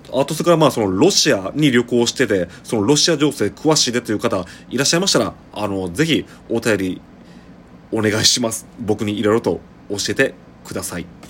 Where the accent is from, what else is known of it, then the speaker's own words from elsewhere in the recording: Shiga, Japan; 僕は滋賀県出身